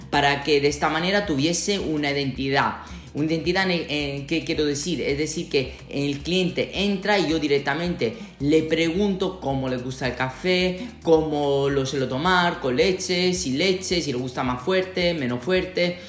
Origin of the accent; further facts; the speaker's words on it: Sicily, Italy; Spanish is a second language; moved away as an adult; now in Toledo, Spain; de donde vengo yo, en Sicilia